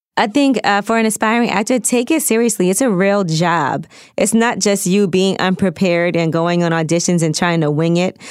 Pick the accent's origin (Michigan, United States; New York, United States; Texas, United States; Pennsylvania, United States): New York, United States; New York City; I'm from New York. I'm from Brooklyn. I talk really fast